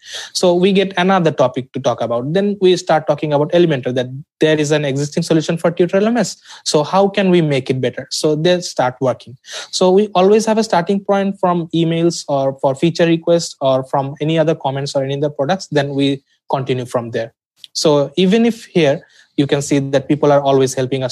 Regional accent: Dhaka, Dhaka Division, Bangladesh; I'm from Dhaka, Bangladesh

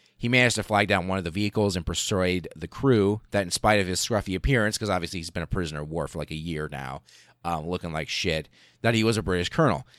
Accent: Nebraska, United States; Nebraska, my, my home state, the state from which I hail

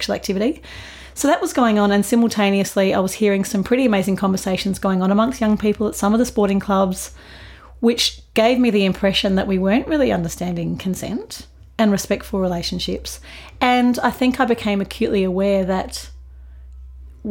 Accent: Adelaide, South Australia, Australia; moved away as an adult; I grew up in Adelaide. I was born here, raised here, and then spent quite a lot of time overseas and then came back and settled here

